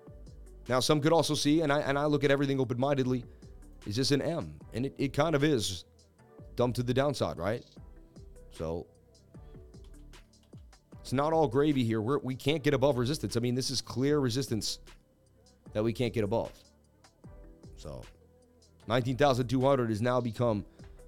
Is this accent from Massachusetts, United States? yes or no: yes; Boston, Massachusetts, United States; I'm from Beantown